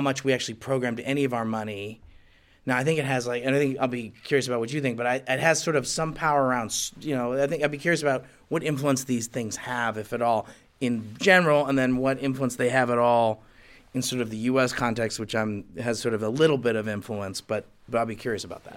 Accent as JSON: {"language": "English", "country": "United States", "said": "as an American and someone who's in the Bush administration"}